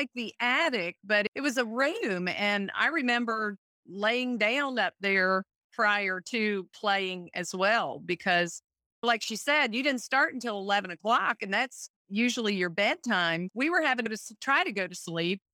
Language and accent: English; Saluda, South Carolina, United States; I grew up in Saluda, which was the next county over